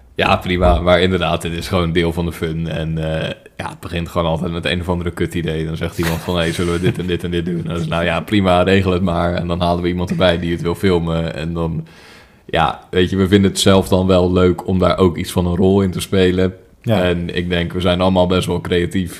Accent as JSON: {"language": "Dutch", "country": "Netherlands", "said": "wij Nederlanders"}